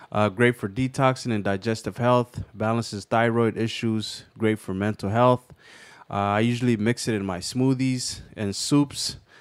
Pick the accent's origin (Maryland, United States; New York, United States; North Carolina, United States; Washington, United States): Washington, United States; Kent; I grew up in Kent